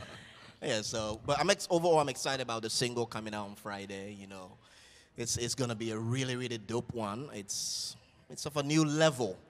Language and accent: English; Liberia; now in United States; my tribe and my village back in Liberia. I'm from the Vai tribe